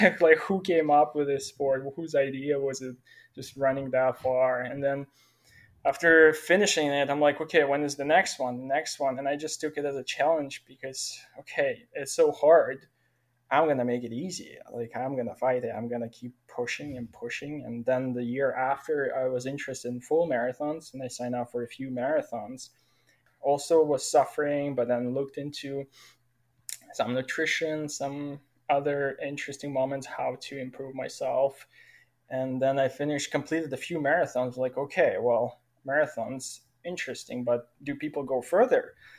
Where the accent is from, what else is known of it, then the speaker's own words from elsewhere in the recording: Ukraine; moved away as an adult; also born or lived in Brandon, Manitoba, Canada; now in Chilliwack, Canada; I came from Ukraine almost 6 years ago, moved to Manitoba, straight to Brandon. And there I studied at college and stayed in Brandon for 6 years. And last 3 weeks, I've been living in Chilliwack, BC.